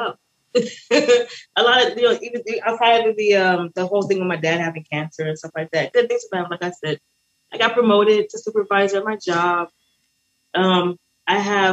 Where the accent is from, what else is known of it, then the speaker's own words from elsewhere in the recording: United States; also born or lived in Barbados; now in Hollywood, Florida, United States; I'm American. I'm born in America